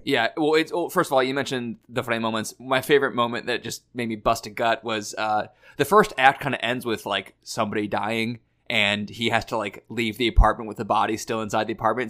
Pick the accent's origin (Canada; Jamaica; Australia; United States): United States; Missouri; we're all from Missouri